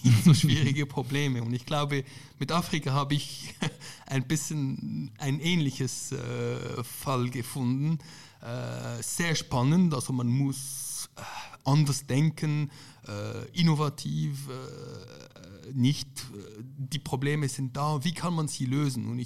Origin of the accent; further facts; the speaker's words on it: Lebanon; Andererseits ich komme ja auch aus Libanon und dort ist es praktisch das Gegenbeispiel.